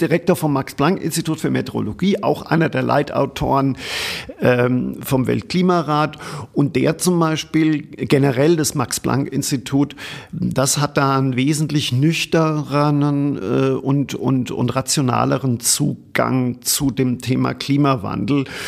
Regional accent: Germany; ich komme aus Deutschland

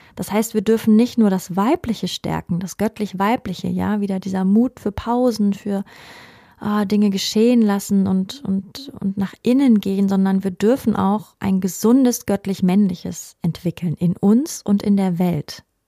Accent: Germany; bei uns in Deutschland

